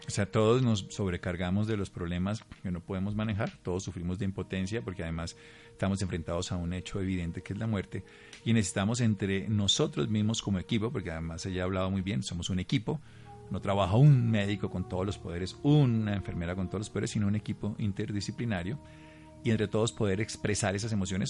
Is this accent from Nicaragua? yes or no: no; Armero, Tolima, Colombia; mi pueblo, Armero Tolima